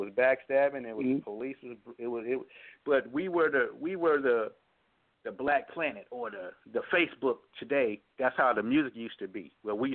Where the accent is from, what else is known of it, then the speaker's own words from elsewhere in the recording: Oakland, California, United States; also born or lived in Flint, Michigan; By me growing up in Oakland, we was Black Panthers